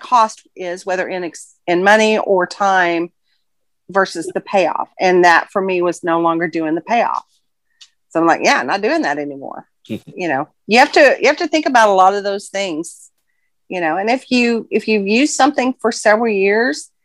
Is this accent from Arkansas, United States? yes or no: yes; Fayetteville, Arkansas, United States; I'm from Fayetteville, Arkansas